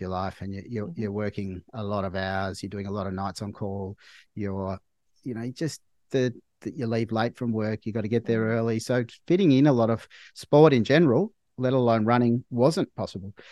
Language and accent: English; Melbourne, Victoria, Australia; I grew up in Melbourne. I live in Melbourne now.